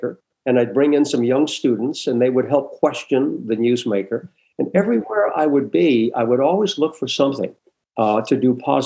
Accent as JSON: {"language": "English", "region": "New Hampshire", "country": "United States", "tie": "born or raised there", "also_born_or_lived": "Providence, Rhode Island", "moved": "as an adult", "said": "I worked at a little radio station in my hometown in New Hampshire"}